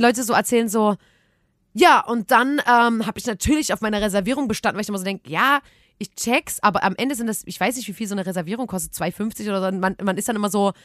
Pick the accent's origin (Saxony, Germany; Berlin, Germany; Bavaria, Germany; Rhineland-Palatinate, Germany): Saxony, Germany; Chemnitz; wir kommen auch aus Chemnitz